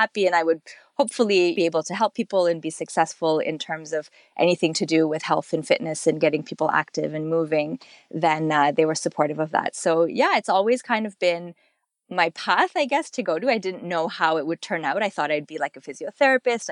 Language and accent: English; Canada; My family's from Kenya, Nairobi. I was born here in Canada